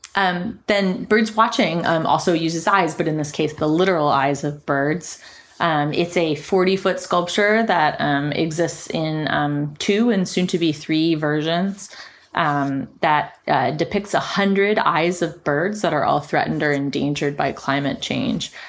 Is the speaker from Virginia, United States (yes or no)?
yes; Richmond, Virginia, United States; moved away; in my hometown, Richmond, Virginia